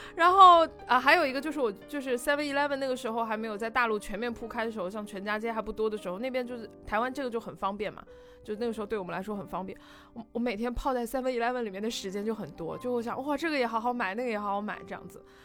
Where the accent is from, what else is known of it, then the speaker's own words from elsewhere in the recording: China; 大陆年轻人可能也没有说什么我的家乡的这个概念了